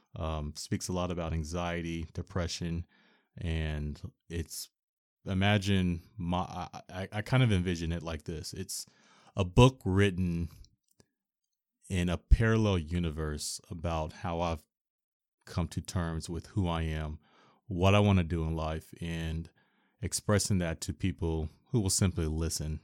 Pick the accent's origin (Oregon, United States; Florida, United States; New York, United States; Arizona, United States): Oregon, United States; Portland; Born and raised in Portland, Oregon